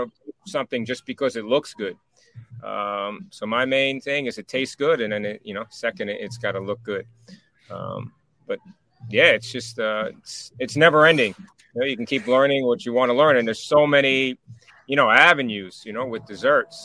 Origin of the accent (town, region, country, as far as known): Rockland County, New York, United States; moved away; also born or lived in Spring Valley